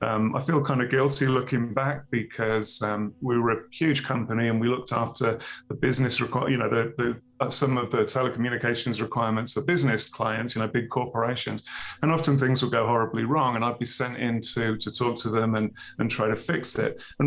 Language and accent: English; Birmingham, West Midlands, United Kingdom; born there; now in Wyoming, United States; I was born in Birmingham, England, all those years ago. Far cry from where I am now, in the middle of nowhere in Wyoming.